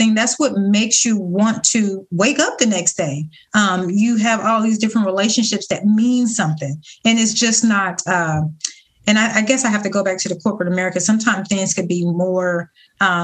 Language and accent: English; Ohio, United States; now in Florida, United States; I'm originally from Ohio